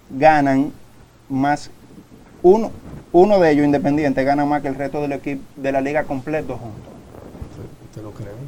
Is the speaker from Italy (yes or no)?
yes; Naples, Campania, Italy; born there; nací en Napoli